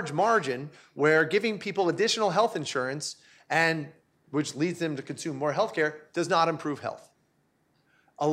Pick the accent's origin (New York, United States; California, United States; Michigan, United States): New York, United States; also born or lived in Charlottesville, Virginia; I'm from New York. I spent more time there as a child than I spent in Charlottesville.